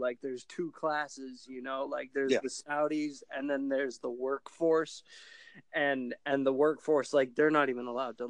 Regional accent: Boston, Massachusetts, United States; moved away as an adult; now in Rhode Island, United States; I was born in Mass, grew up in Dorchester

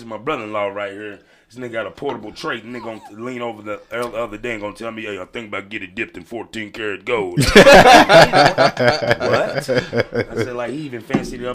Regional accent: Louisville, Kentucky, United States; I'm from Beachy Terrace.

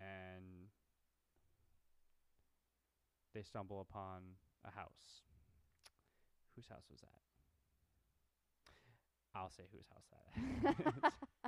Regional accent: Midwest, United States; We're from the Midwest

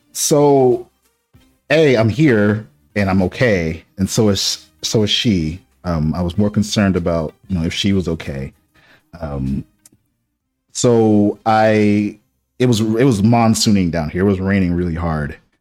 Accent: Boston, Massachusetts, United States; moved away; I grew up in Boston

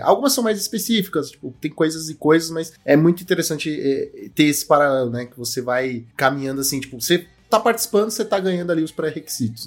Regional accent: Brazil; eu sou brasileiro

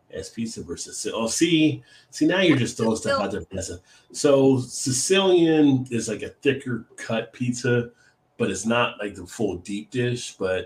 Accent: East Coast, United States; also born or lived in Baltimore; I grew up on the East Coast

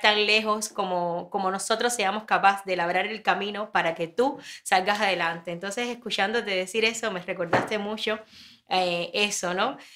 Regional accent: Ranchuelo, Villa Clara, Cuba; moved away; yo soy de Ranchuelo

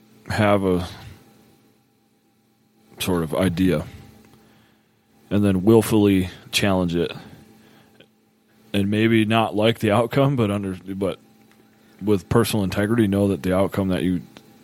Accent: Buffalo, New York, United States; moved away; also born or lived in Nashville; I was born in Nashville. Proud of that. I was raised in Buffalo. A blue, but actually very red place.

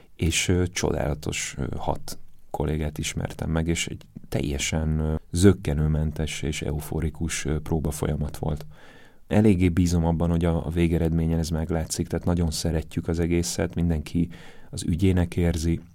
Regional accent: Zalaegerszeg, Zala, Hungary; moved away; én Zalaegerszegen születtem

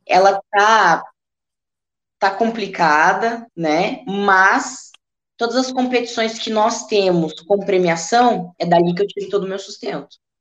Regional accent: Rio Grande do Sul, Brazil; na minha região, que eu sou gaúcha

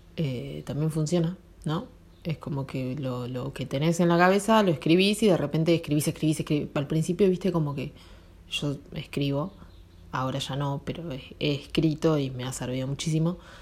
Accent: Argentina; Nací en Argentina

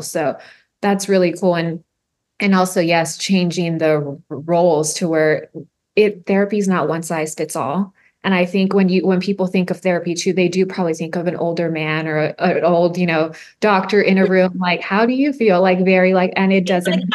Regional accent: Harlingen, Texas, United States; I grew up in the Valley, I grew up in Harlingen too

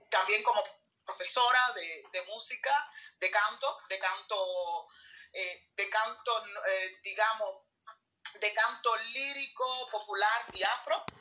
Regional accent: Colón, Matanzas, Cuba; moved away as an adult; also born or lived in Italy / India; now in Switzerland; yo soy de la provincia de Matanza, del municipio de Colón.

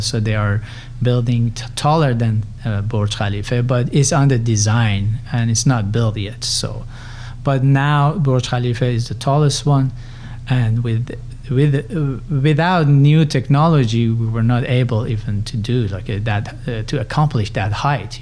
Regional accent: Tehran, Tehran Province, Iran; moved away as an adult; also born or lived in Berkeley, California, United States; now in United States; I'm originally Persian. I grew up in uh, Tehran in Iran

